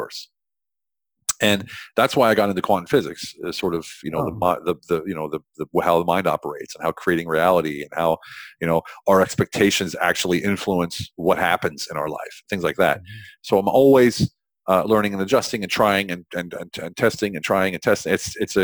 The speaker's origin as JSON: {"language": "English", "region": "central Pennsylvania", "country": "United States", "tie": "born or raised there", "moved": "as an adult", "said": "I grew up in central Pennsylvania, which we call lovingly Pennsyltucky"}